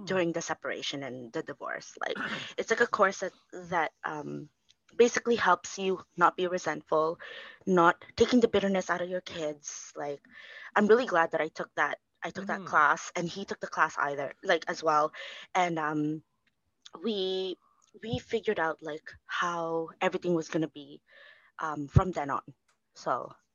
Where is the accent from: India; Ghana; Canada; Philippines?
Philippines; we're filipinos